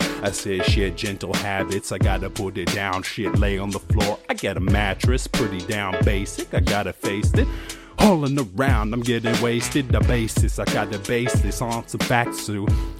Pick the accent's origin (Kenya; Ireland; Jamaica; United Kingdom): Ireland; No, I grew up in the Ireland countryside. Guarantee shit, I'm a bumpkin